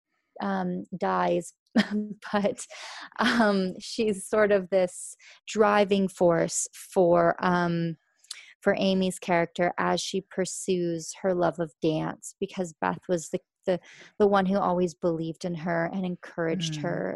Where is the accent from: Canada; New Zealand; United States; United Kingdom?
Canada; just outside Toronto, Ontario; I grew up just outside the city.